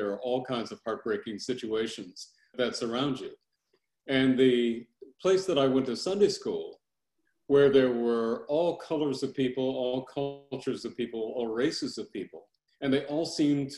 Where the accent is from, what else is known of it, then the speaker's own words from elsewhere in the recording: Los Angeles, California, United States; I was born in South Central Los Angeles.